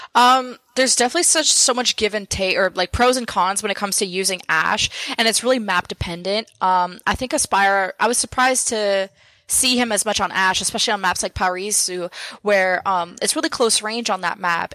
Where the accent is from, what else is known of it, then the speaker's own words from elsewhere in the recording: Montreal, Quebec, Canada; I was born in Montreal